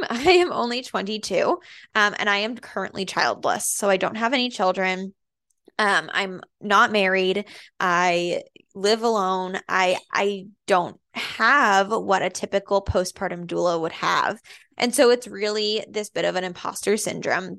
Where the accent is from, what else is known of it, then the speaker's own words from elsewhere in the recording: Andover, Massachusetts, United States; also born or lived in Methuen, Massachusetts / Lowell, Massachusetts; I grew up in Andover